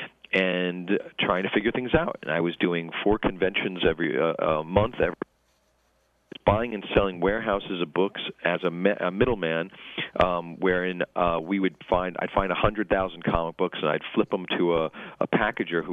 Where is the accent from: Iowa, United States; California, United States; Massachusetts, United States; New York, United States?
New York, United States; New York City; my hometown of Rockaway Beach, where I grew up in Queens